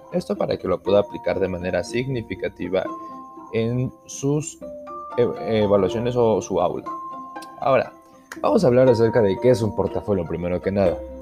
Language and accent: Spanish; Ixmiquilpan, Hidalgo, Mexico; mi comunidad, mi pueblo es Ixmiquilpan Hidalgo